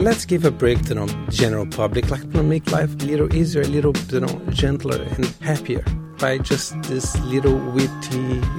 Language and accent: English; Rio de Janeiro, Brazil; born there; Well, the first part is Brazilian. I was born in Rio.